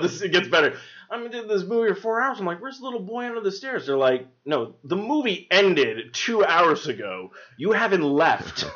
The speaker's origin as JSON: {"language": "English", "town": "Albuquerque", "region": "New Mexico", "country": "United States", "tie": "born or raised there", "said": "I grew up in Albuquerque"}